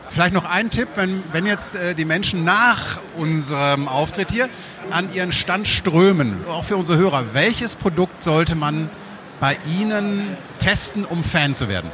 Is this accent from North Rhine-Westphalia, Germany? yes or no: yes; Münsterland, North Rhine-Westphalia, Germany; now in Düsseldorf, Germany; ich bin Münsterländer